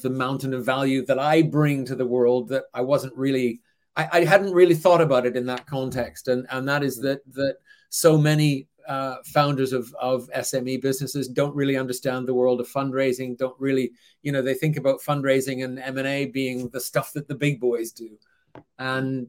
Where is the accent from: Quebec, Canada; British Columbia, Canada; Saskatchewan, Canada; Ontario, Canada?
British Columbia, Canada; Vancouver; moved away as an adult; also born or lived in Zurich, Switzerland; now in United Kingdom; I was born and raised in Vancouver